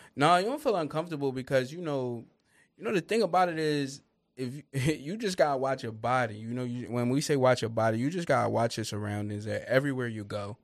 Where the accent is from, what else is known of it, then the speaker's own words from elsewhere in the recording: Upper Darby, Pennsylvania, United States; also born or lived in Lansdowne, Pennsylvania; I grew up in the Upper Darby area.